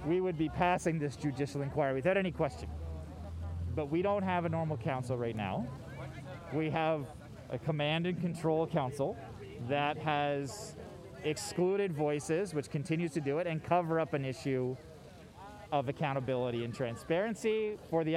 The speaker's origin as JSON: {"language": "English", "area": "Saskatoon and Regina", "region": "Saskatchewan", "country": "Canada", "tie": "born or raised there", "also_born_or_lived": "Ukraine", "moved": "yes", "lives_now": "Ottawa, Canada", "said": "I came to Canada. Like, grew up on the transit systems of Saskatoon and Regina"}